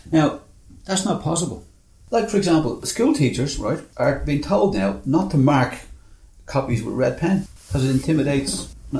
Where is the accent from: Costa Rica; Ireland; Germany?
Ireland; We're fans of, very proud of being Irish.